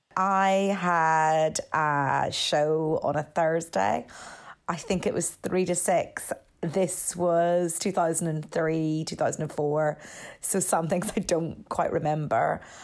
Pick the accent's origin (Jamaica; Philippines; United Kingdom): United Kingdom; Northern Ireland; moved away as an adult; I was from Northern Ireland. I'd come to do a year abroad at Saint Xavier